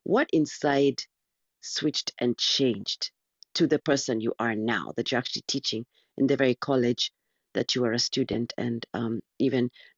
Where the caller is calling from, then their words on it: Missouri, United States; Yes, I'm joining from Missouri, the U.S.